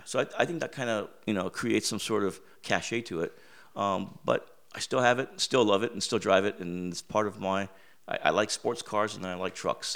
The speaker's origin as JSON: {"language": "English", "country": "United States", "tie": "born or raised there", "said": "growing up in America"}